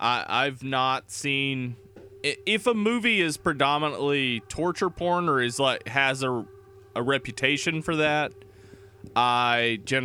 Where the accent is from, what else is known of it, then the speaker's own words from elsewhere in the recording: the South, United States; I'm from the South.